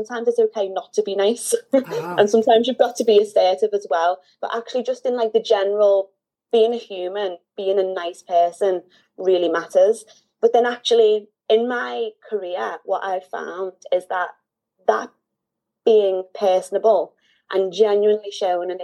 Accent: Liverpool, North West England, United Kingdom; Born and raised in Liverpool

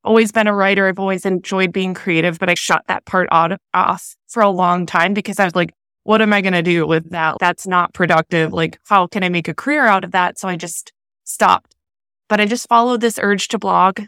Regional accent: Minnesota, United States; moved away as an adult; now in Southern California, United States; I'm born and raised in Minnesota

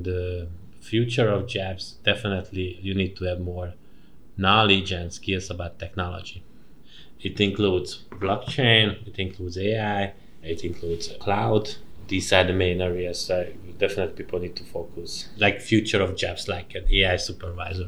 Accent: Kaposvár, Somogy, Hungary; moved away as an adult; also born or lived in Maastricht, Netherlands; I'm from the countryside. Kaposvár, it's a southern.

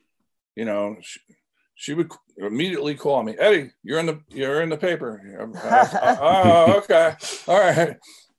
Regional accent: Lakehurst, New Jersey, United States; I have so many fond memories of growing up in Lakehurst, New Jersey

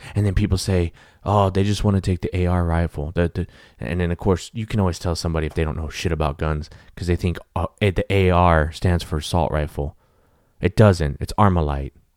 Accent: Texas, United States; they were Texas cops from my home state

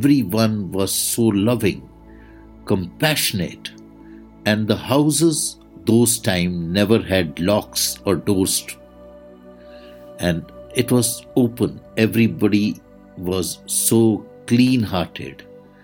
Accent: India; I am the Indian monk

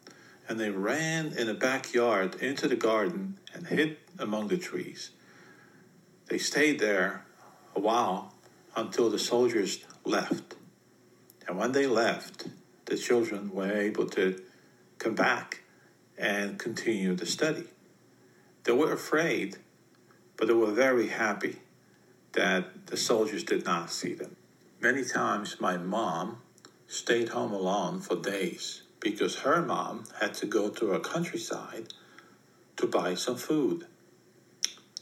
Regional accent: Poland; When I was growing up in Poland, Poland was a communist country back then.

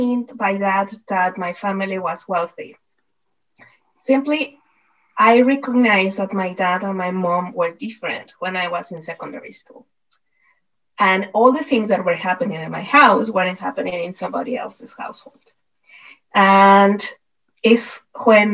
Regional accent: Mexico City, Mexico; moved away; I was born and I was brought up in Mexico City.

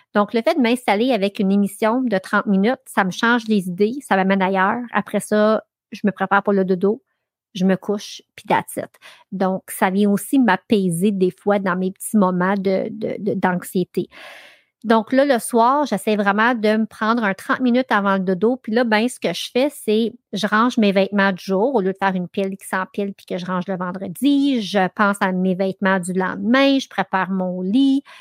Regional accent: Ayer's Cliff, Quebec, Canada; j'ai grandi sur le lac Massawippi. J'ai grandi à Earthcliff, donc à l'autre bout de North Athlete.

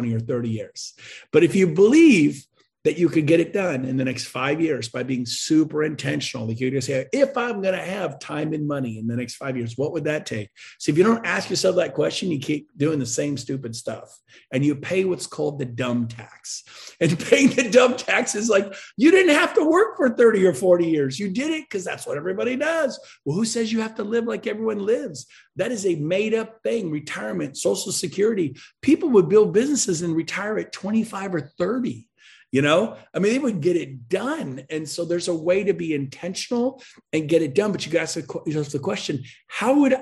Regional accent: West Coast, United States; now in Puerto Rico; I'm from the West Coast

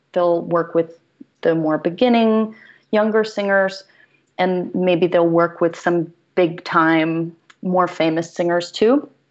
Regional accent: Greensboro, North Carolina, United States; moved away; I didn't have opera in my hometown. Um, I'm from Greensboro, North Carolina.

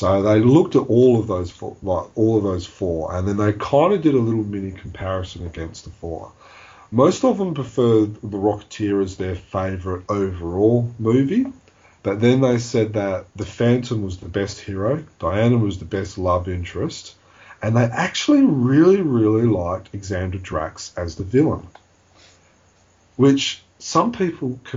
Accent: Australia; we're from Australia

